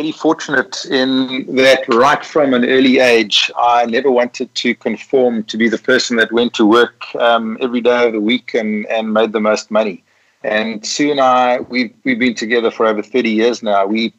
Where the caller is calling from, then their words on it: Witsand, Western Cape, South Africa; I'm actually calling from a town called Witsand, which literally translated means white sands. I'm looking over a beautiful lagoon and river. It's on the west coast of the Cape. And it's in South Africa.